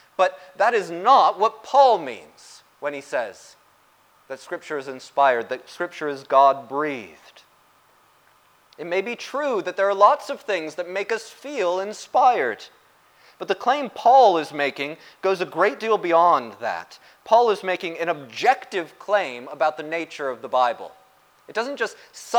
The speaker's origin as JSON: {"language": "English", "country": "United States", "said": "the United States, my home country"}